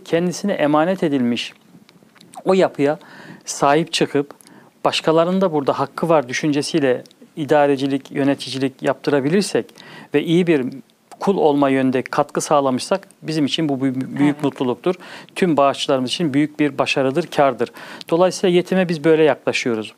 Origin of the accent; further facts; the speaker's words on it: Bonn, North Rhine-Westphalia, Germany; also born or lived in Çankırı (parents' hometown); 1974 Almanya Bonn şehri doğma büyüme hali hazırda ikameti Bonn şehrinde olan